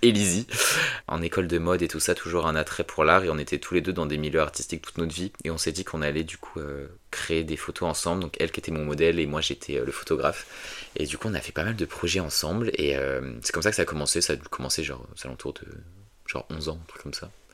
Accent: a small village in the Paris suburbs, Île-de-France, France; je viens d'un petit village euh, que je vais taire parce que j'y habite toujours. ouais, dans un petit village en banlieue de Paris

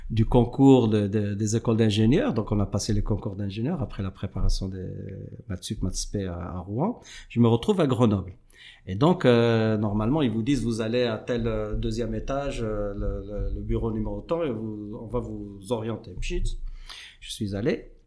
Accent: Morocco; moi, je suis marocain, j'aime bien la chimie

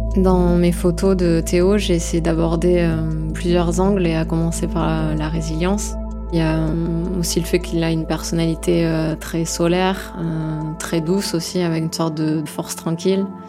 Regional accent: Gers and Bordeaux, Nouvelle-Aquitaine, France; also born or lived in Saint-Jean-de-Luz; Je suis née à Saint-Jean-de-Luz euh, et toute ma famille est du Pays Basque, mais après j'ai grandi euh, dans le sud-ouest et entre le Gers et Bordeaux

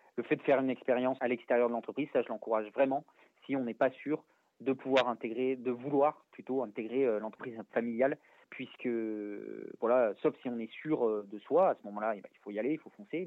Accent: Valence, Auvergne-Rhône-Alpes, France; je suis né à Valence euh, dans la Drôme

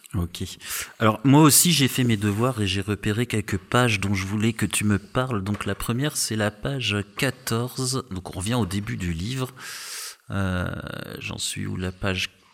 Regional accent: Strasbourg, Grand Est, France; je suis, je suis, de Strasbourg, donc si, je suis habitué J'ai eu des ah moins 20 dans ma jeunesse

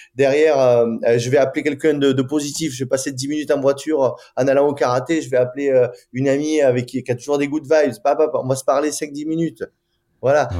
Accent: France; nous on est français

